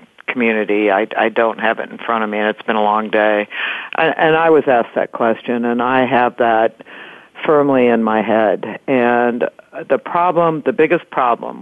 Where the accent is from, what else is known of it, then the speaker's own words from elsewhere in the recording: Iowa, United States; Everywhere I go, when I say I'm from Iowa, they go, "You mean Ohio?"